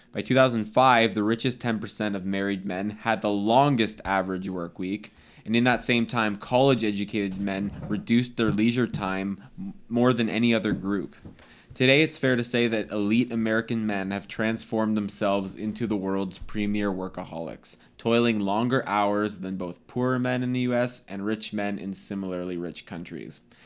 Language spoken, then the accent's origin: English; Canada; we're Canadian